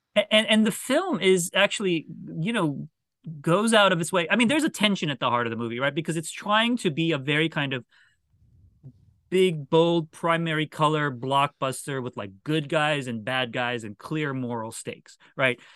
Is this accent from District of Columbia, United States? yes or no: yes; Washington, District of Columbia, United States; I was a Washington Bullets fan because that was my hometown team